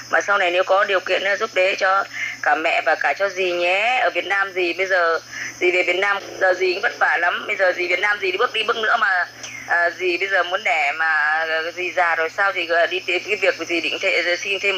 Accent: Yen Dinh, Thanh Hóa, Vietnam; now in Co To, Vietnam; À, vâng, à, quê quê của em thì là chính thức là ở Yên Định Thanh Hóa Hóa.

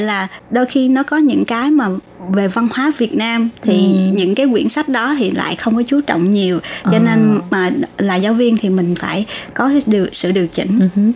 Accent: Long Xuyen, An Giang, Vietnam; now in Taiwan; long xuyên quê hương của

